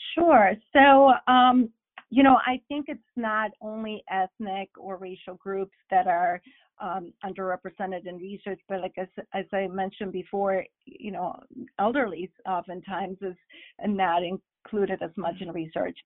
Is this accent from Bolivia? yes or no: yes; Bolivia; first language Spanish; English is a second language; moved away; I'm originally from Bolivia, so perhaps you heard some of my accent along the way